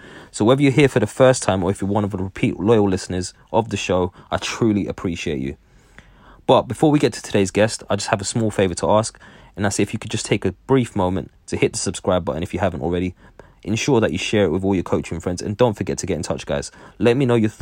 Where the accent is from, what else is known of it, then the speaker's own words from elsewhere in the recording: England, United Kingdom; me growing up in England myself